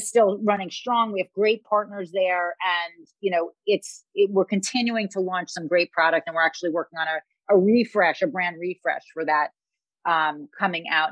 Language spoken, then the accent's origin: English; New York City, New York, United States; I grew up in Queens, which is one of the boroughs of New York.